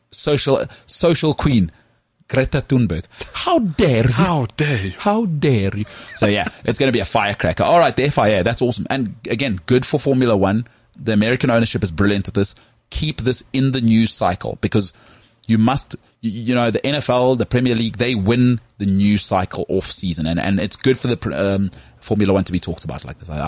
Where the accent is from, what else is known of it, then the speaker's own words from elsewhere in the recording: Krugersdorp, Gauteng, South Africa; So I'm also from Krugersdorp.